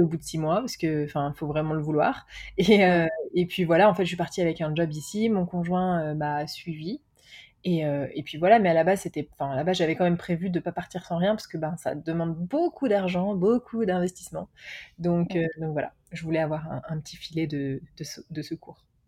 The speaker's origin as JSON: {"language": "French", "country": "France", "also_born_or_lived": "Paris / United States / Mexico / England", "moved": "as an adult", "said": "j'ai quitté la France"}